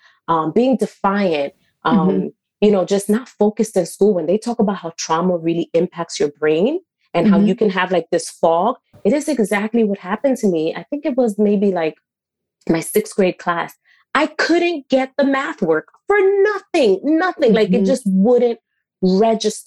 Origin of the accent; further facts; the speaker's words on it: New York City, New York, United States; also born or lived in Westchester County, New York; I will represent really hardcore Washington Heights